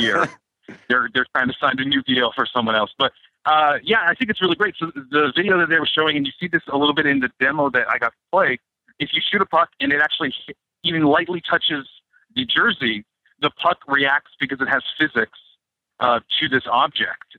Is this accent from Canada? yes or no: yes; Canada; I'm Canadian.